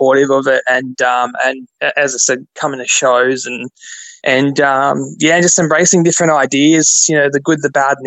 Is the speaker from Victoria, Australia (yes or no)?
no; Gold Coast, Queensland, Australia; moved away as an adult; now in Brisbane, Australia; I'm from the Gold Coast originally.